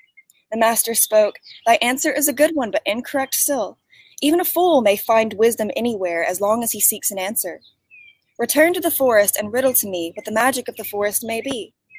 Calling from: East Tennessee, United States; I'm calling in from East Tennessee, United States.

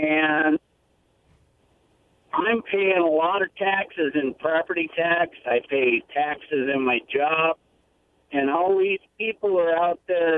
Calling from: Prosser, Washington, United States; I'm calling from Prosser

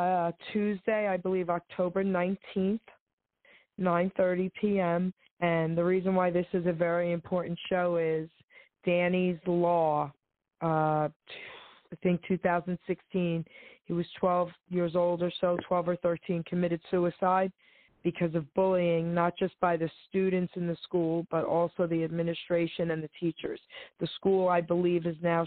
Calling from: New Jersey, United States; I'm calling from New Jersey.

